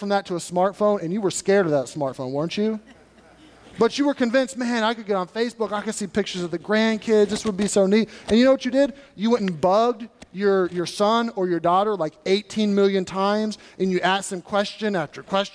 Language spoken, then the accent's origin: English; United States; I'm American.